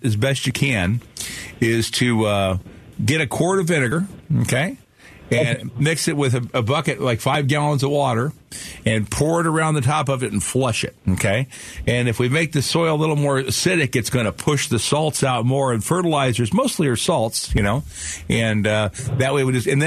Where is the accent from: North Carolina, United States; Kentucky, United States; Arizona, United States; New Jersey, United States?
Arizona, United States; Phoenix; that's kind of where we grew up in Sunny Slope.